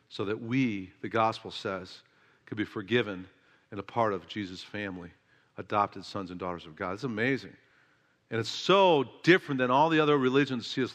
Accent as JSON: {"language": "English", "town": "Oak Park", "region": "Illinois", "country": "United States", "tie": "born or raised there", "said": "my hometown, Oak Park, Illinois"}